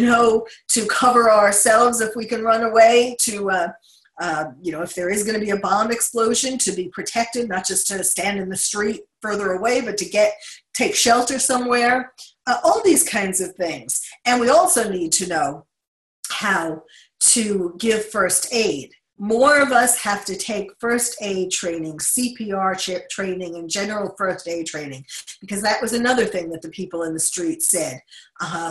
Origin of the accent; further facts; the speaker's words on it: New York City, New York, United States; having been born and bred in New York